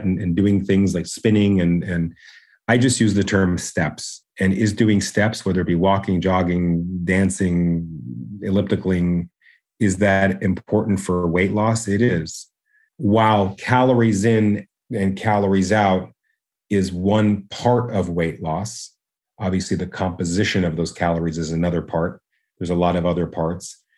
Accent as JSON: {"language": "English", "country": "Canada", "said": "because I'm Canadian, I go by metrics"}